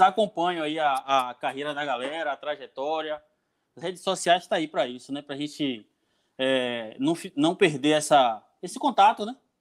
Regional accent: Jequié, Bahia, Brazil; moved away as an adult; now in Canavieiras, Brazil; eu não sou daqui de Canavieiras, eu sou de Jequié. Eu vim para Canavieiras há, há, há, uns 10 anos atrás

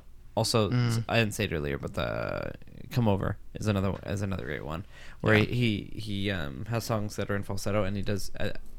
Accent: New England, United States; And then this one is the I'm mean because I grew up in New England.

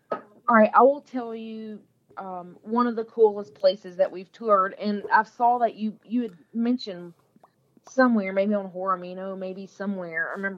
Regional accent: Nashville, Tennessee, United States; I'm from Nashville. I'm a Nashville native.

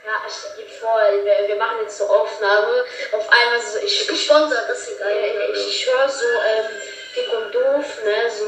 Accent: Rhineland-Palatinate, Germany; ich komme aus Rheinland-Pfalz, das ist in Österreich

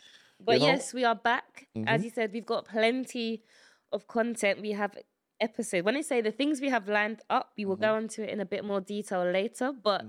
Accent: United Kingdom; born there; I'm very British. Well, I was born here.

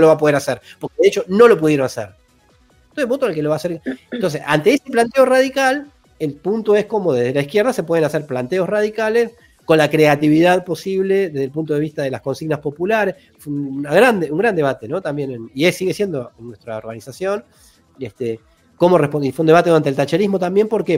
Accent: Argentina

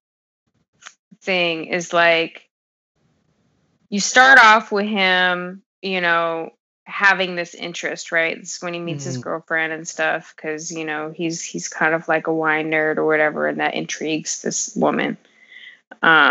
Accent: California, United States; I grew up in Cali

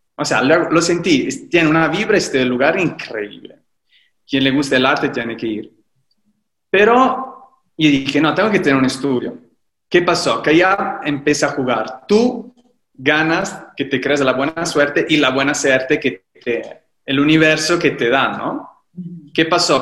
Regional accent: Livorno, Tuscany, Italy; Spanish is a second language; moved away as an adult; also born or lived in Rome; now in Mexico; vivo en México y soy de Italia, soy de Livorno, una ciudad de la Toscana

